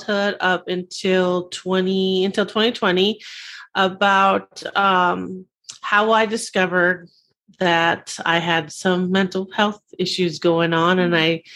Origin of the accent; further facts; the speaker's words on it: Simi Valley, California, United States; I grew up in Simi Valley, California. It's in Southern California